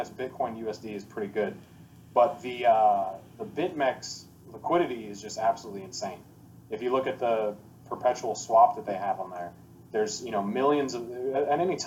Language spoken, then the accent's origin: English; United States; moved away as an adult; now in Puerto Rico; I'm American